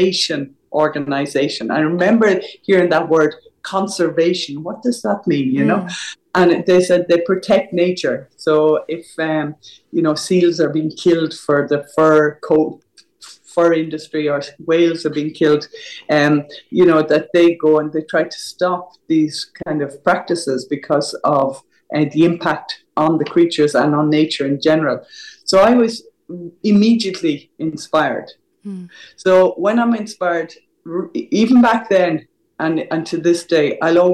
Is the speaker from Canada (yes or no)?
no; Tramore, Munster, Ireland; growing up in Tremore, County Waterford. Mm. So I grew up by the sea